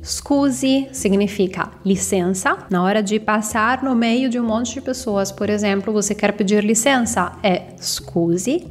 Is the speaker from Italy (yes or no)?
yes; Italy; Portuguese is a second language; moved away as an adult; also born or lived in Campinas, São Paulo, Brazil; eu sou italiana